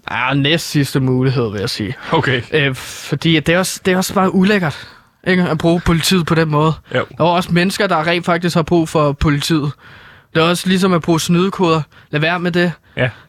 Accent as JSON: {"language": "Danish", "town": "Herlev", "region": "Capital Region of Denmark", "country": "Denmark", "said": "så tager man tilbage til Herlev, hvor jeg er fra, øh, i mit tilfælde"}